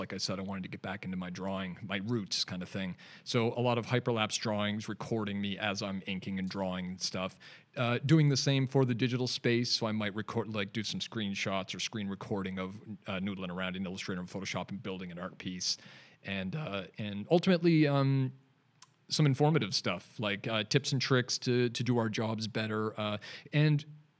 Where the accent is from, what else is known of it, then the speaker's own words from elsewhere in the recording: Canada; now in Newcastle upon Tyne, United Kingdom; I'm a Canadian, if you couldn't tell from my weird accent. And just relocated over to Newcastle upon Tyne.